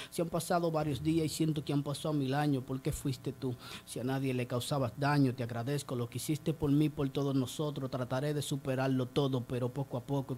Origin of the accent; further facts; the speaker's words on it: San Pedro de Macorís, Dominican Republic; moved away as an adult; now in Higüey, Dominican Republic; yo soy de San Pedro de Macorís, estamos aquí por estos lados